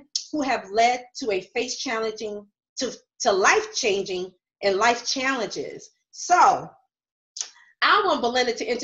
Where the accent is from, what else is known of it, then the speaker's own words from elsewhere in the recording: New York, United States; I'm from New York as well